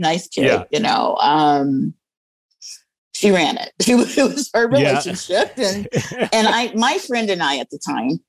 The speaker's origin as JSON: {"language": "English", "town": "Detroit", "region": "Michigan", "country": "United States", "tie": "born or raised there", "also_born_or_lived": "Dallas, Texas / Rockford, Illinois", "moved": "yes", "said": "Well, I was born in Dallas, Texas, 1953. And then we were moved to Michigan, grew up in Detroit during the time of the riots. And then my mom shipped us out of there and took us to Illinois, Rockford, Illinois."}